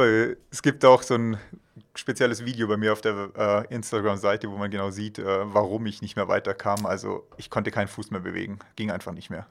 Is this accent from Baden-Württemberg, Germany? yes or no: yes; Villingen-Schwenningen, Baden-Württemberg, Germany; now in Füssen, Germany; ursprünglich komme ich aus dem Schwarzwald, aus Villingen-Schwenningen